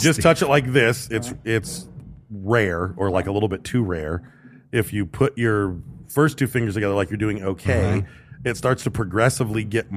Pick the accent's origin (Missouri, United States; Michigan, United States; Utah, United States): Michigan, United States; I was born and raised in Michigan.